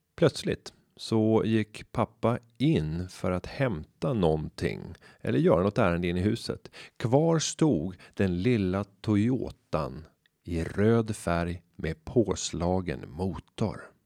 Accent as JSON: {"language": "Swedish", "town": "Upplands Väsby", "region": "Stockholm County", "country": "Sweden", "tie": "born or raised there", "said": "den gata fylld av små villor i Upplands Väsby där jag växte upp"}